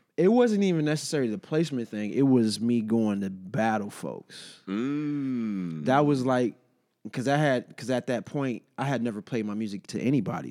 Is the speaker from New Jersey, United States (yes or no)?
no; Detroit, Michigan, United States; also born or lived in Los Angeles; now in Washington, D.C., United States; I lived in L.A. for a year and a half, and obviously I'm from Detroit